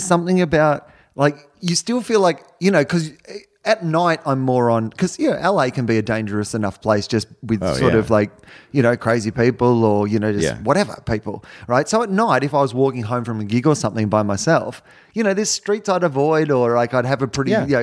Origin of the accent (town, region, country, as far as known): Australia; moved away as an adult; now in United States